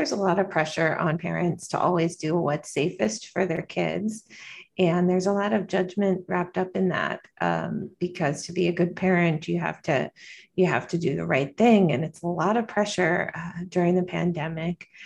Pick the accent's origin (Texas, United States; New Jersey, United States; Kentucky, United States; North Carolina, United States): North Carolina, United States; now in New York City, United States; I'm originally from North Carolina and I'm a pediatrician.